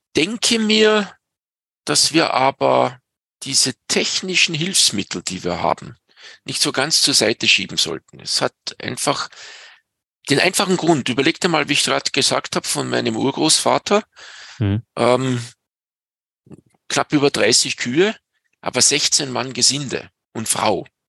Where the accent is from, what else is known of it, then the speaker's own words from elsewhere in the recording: Pinzgau, Salzburg, Austria; bei uns in Pinskau